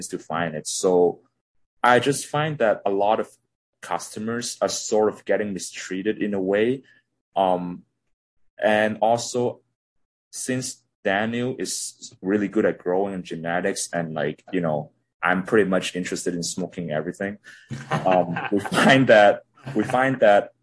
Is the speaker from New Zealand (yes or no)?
no; Hong Kong; now in Toronto, Canada; I'm originally from Hong Kong. Now I'm living in Toronto